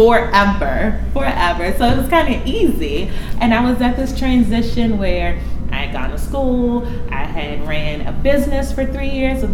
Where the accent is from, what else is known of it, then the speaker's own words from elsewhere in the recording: Washington, District of Columbia, United States; moved away as an adult; now in New York City, United States; I'm from D.C. It's definitely one of the greatest cities in the world